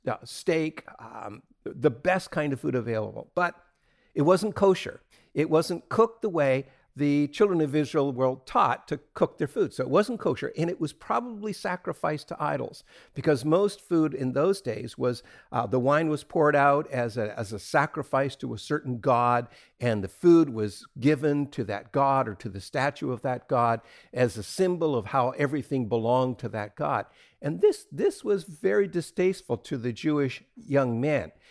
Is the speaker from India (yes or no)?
no; Atlantic Canada, Canada; when I was a kid growing up in Atlantic Canada